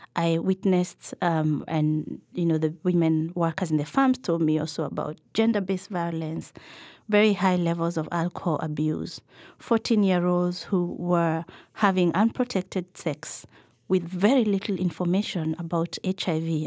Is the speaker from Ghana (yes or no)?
no; Nairobi, Kenya; I grew up in Nairobi for the early part of my childhood.